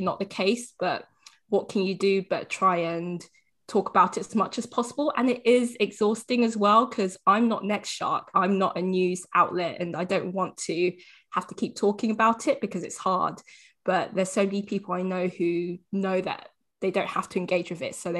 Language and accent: English; London, United Kingdom; growing up in London